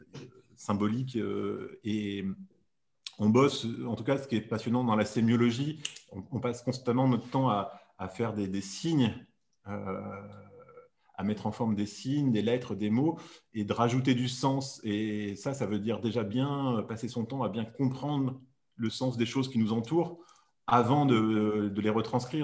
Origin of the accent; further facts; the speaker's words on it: Grenoble, Auvergne-Rhône-Alpes, France; je suis de Grenoble